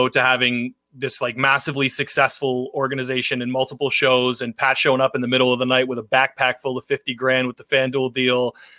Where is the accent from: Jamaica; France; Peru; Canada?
Canada; I'm Canadian